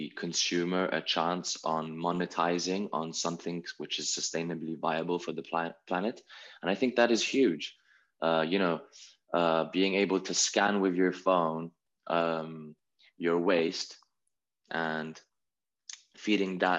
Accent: Italy; we come from Italy

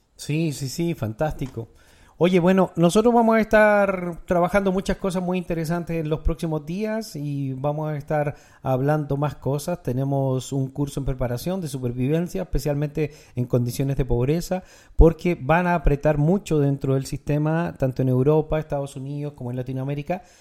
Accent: Chile; En mi país, Chile

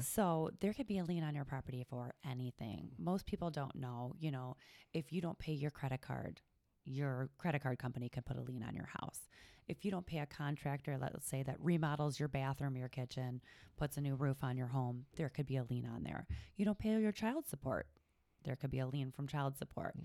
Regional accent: Cleveland, Ohio, United States; also born or lived in Toledo; I'm from the Cleveland area

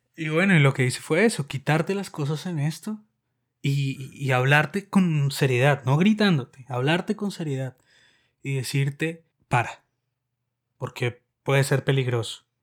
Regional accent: Colombia; now in Moscow, Russia; Soy un colombiano que vive en Moscú desde hace muchos años

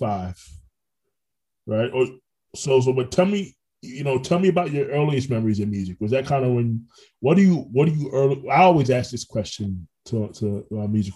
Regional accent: Orlando, Florida, United States; also born or lived in Brooklyn, New York; I'm natively from Brooklyn, but like I lived there for about 7 years. But I mean, Orlando's home for me.

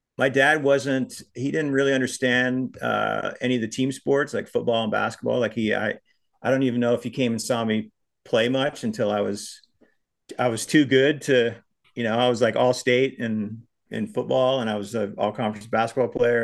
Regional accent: Big Sandy, Montana, United States; my hometown of Big Sandy

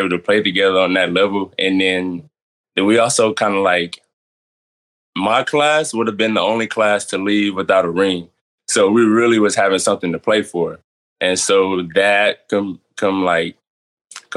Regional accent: Midwest City, Oklahoma, United States; I'm from Midway City, Oklahoma

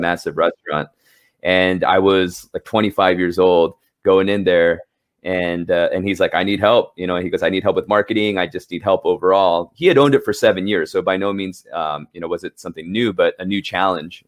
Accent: Los Angeles, California, United States; moved away as an adult; now in New York City, United States; I grew up in Southern California, um, L A specifically.

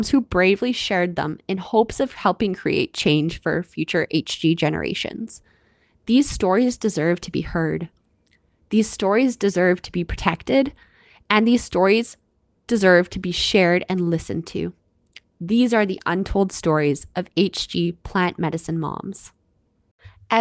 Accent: Canada; I'm your Canadian host

